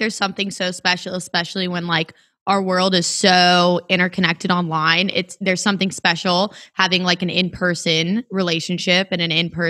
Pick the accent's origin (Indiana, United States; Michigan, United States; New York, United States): Indiana, United States; Gary; born there; I was born in Gary, Indiana. So I have family between like Valpo, Indiana, Gary, all the way into the city.